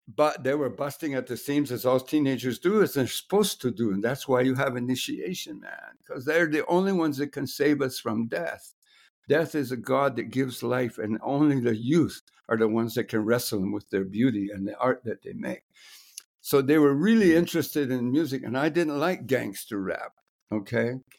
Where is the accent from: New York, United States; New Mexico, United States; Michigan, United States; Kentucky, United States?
New Mexico, United States; moved away as an adult; also born or lived in Guatemala; I'm from New Mexico and I grew up in village